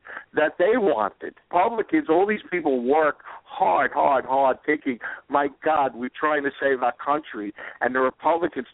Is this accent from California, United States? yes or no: no; New York City, New York, United States; I'm also a New Yorker. I grew up in Queens